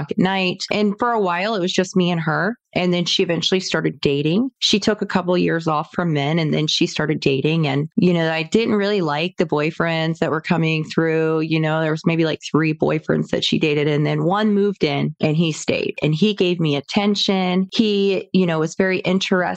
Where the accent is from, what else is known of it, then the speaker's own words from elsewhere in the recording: Sarasota, Florida, United States; So I grew up here in Sarasota, Florida, born and raised Florida native